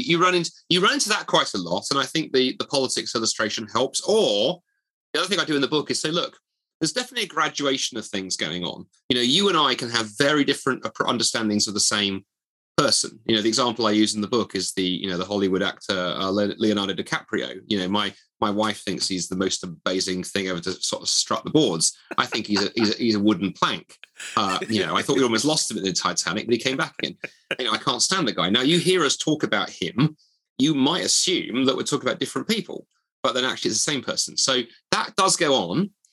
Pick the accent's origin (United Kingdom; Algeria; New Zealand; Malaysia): United Kingdom; Dundee, Scotland; the university of my hometown